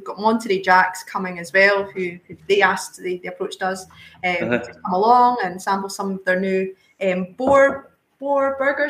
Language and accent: English; Edinburgh, Scotland, United Kingdom; I was born and bred in Edinburgh